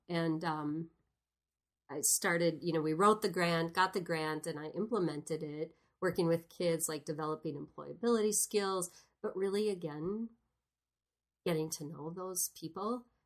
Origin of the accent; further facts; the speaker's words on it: Sparta, Wisconsin, United States; where I grew up in Sparta, Wisconsin